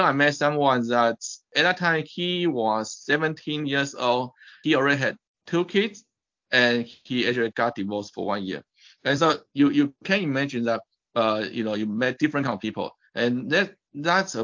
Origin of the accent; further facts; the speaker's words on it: Taipei, Taiwan; moved away as an adult; also born or lived in United States; I was born in Taipei, Taiwan. And I actually finished all my education in Taiwan